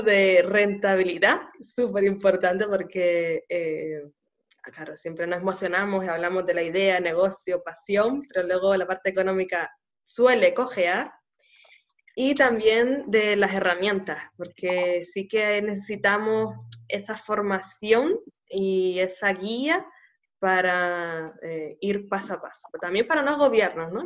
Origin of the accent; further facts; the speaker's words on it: Canary Islands, Spain; nacida en Canarias